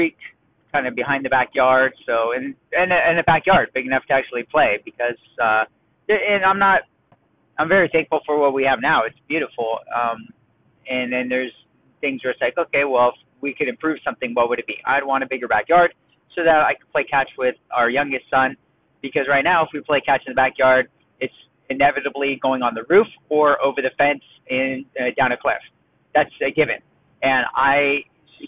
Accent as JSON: {"language": "English", "town": "Los Angeles", "region": "California", "country": "United States", "tie": "born or raised there", "also_born_or_lived": "San Diego, California / Tarzana, California", "said": "born in Tarzana, LA County, and I grew up in the Valley, San Fernando Valley, Van Nuys, Sherman Oaks area. And then about, I think it was halfway through eighth grade, we moved down to San Diego."}